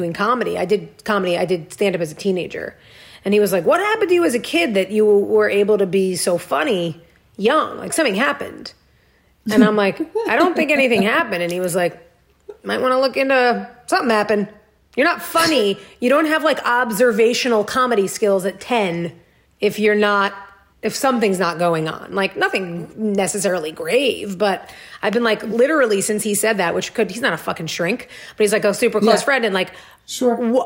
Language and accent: English; New York, United States; moved away; I grew up in New York